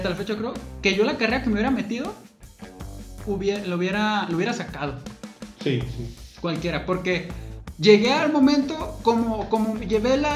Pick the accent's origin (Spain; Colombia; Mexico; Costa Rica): Mexico; Ciudad Guzmán, Jalisco; Voy a estudiar medicina veterinaria, porque hay aquí, donde yo soy, aquí de Guzmán y este, me gusta el campo.